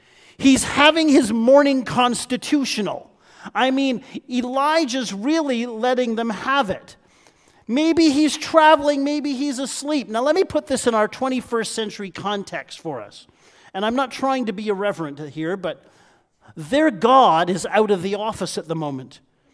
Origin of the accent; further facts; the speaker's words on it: Niagara Falls, Ontario, Canada; Now, I'm a Niagara boy, born and bred. I was raised just outside of Niagara Falls